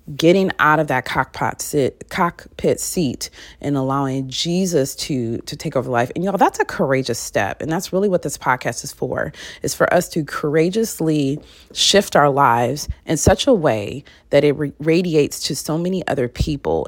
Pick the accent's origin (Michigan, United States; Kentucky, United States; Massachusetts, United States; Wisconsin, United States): Michigan, United States; I'm from Michigan, soda can, not pop